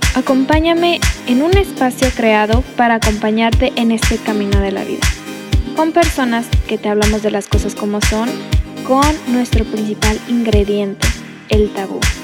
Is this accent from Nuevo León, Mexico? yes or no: yes; Monterrey, Nuevo León, Mexico; una regia